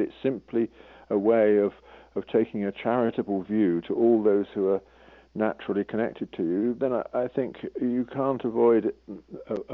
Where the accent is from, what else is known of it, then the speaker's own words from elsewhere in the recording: England, United Kingdom; an Englishman